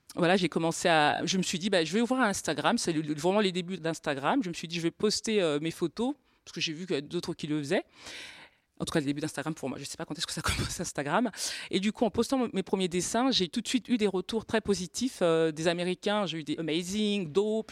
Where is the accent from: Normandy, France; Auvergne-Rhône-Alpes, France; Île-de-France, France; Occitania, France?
Normandy, France; je viens de Normandie